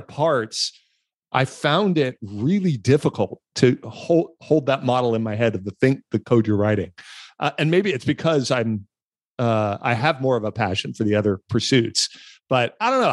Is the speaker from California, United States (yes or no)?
yes; Los Angeles, California, United States; when I was a kid, I grew up in Los Angeles